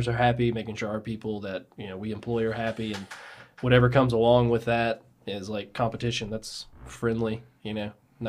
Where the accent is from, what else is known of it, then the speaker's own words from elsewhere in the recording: Birmingham, Alabama, United States; I've only ever lived in Birmingham.